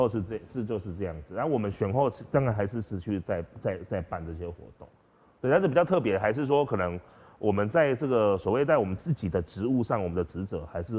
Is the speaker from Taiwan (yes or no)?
yes; Tainan, Taiwan; moved away as an adult; now in Pingtung, Taiwan; 我是台南人